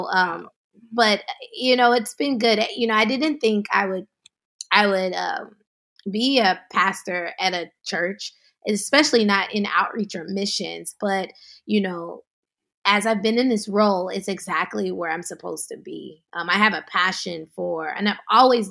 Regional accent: Dallas, Texas, United States; moved away as an adult; also born or lived in Atlanta, Georgia; now in Marin County, United States; I was born and raised in Texas, Dallas, Texas, and went to college in Atlanta

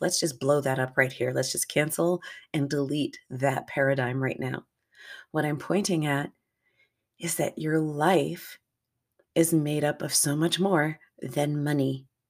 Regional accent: United States; I'm an American in North America, grew up here, lived here for the vast majority of my life

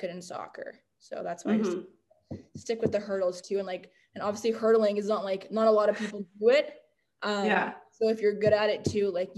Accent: North Vancouver, British Columbia, Canada; Vancouver. That's where I'm from. I'm like, yeah, born and raised in North

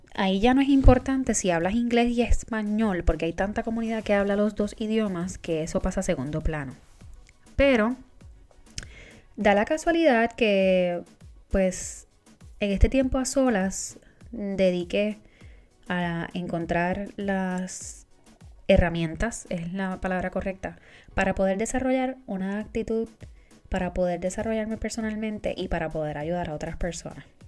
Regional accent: Puerto Rico; moved away; Boricua fuera de la isla

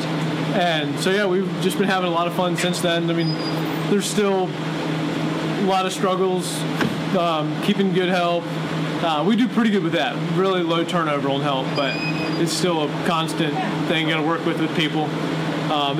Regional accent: Virginia, United States; born or raised there; moved away as an adult

